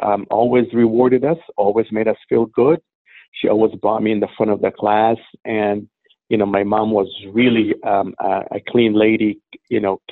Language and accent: English; Beirut, Beirut Governorate, Lebanon; now in Oklahoma City, United States; I was born in Lebanon from a Syrian mother, Palestinian father, and I grew up in and around the Palestinian camps in Sabra and Shatila